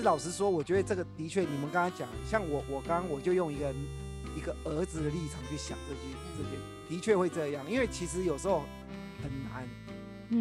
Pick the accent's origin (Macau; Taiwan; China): Taiwan; 我们台湾人